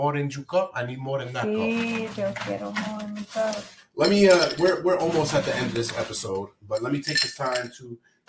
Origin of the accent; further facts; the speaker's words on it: New York, United States; moved away; we're definitely from New York.